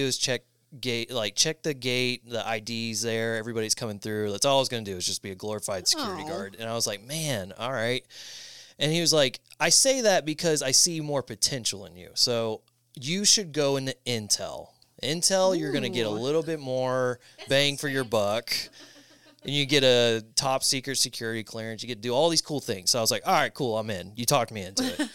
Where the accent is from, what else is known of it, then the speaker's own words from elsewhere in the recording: Polk County, Florida, United States; I am from Florida in the Tampa area. I mean, technically born and raised in the county over, Polk County